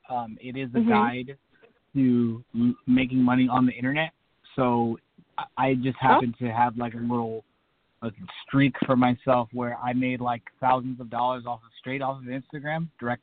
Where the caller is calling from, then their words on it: Clovis, California, United States; I'm calling from Clovis, California.